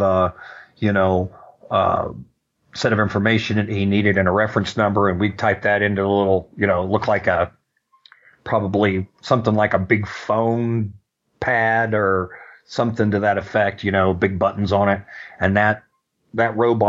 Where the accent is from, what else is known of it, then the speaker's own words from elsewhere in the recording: Orlando, Florida, United States; when I grew up in Orlando, I grew up in a downtown area